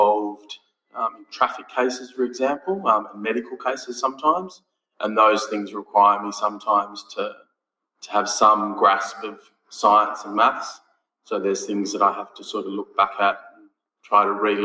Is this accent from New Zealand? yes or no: no; Sydney, New South Wales, Australia; born or raised there; also born or lived in Griffith, New South Wales / Wollongong; now in Dubbo, Australia